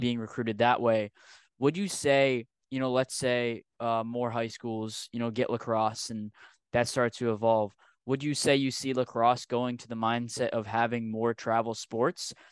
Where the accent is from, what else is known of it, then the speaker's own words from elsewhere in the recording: Rhode Island, United States; I'm from Rhode Island